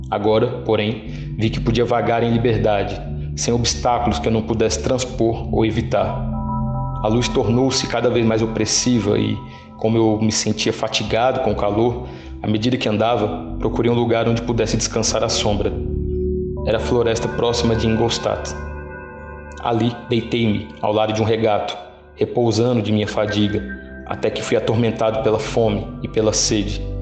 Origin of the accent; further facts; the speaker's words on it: São José dos Campos, São Paulo, Brazil; also born or lived in Pouso Alegre; eu nasci em Pouso Alegre, em Minas Gerais. Aí pequeno mesmo eu já fui para São José dos Campos, em São Paulo passei minha infância toda lá.